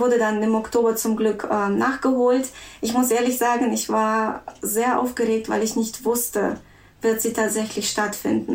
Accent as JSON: {"language": "German", "country": "Russia", "moved": "yes", "lives_now": "Germany", "said": "ich komme ursprünglich aus Russland. Ich bin in Russland geboren"}